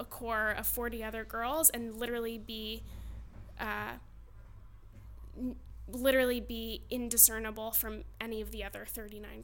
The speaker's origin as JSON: {"language": "English", "town": "Madison", "region": "Connecticut", "country": "United States", "tie": "born or raised there", "also_born_or_lived": "Pennsylvania", "said": "I grew up in Connecticut, but I went to Pennsylvania to study"}